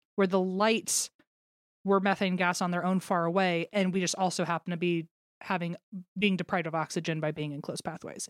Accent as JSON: {"language": "English", "country": "United States", "tie": "born or raised there", "said": "I grew up in the American education system"}